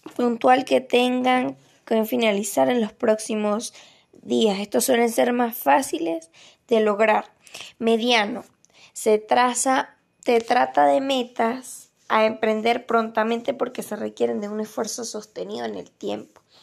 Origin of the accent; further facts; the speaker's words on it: Venezuela; now in Santa Juana; Soy de María Venezuela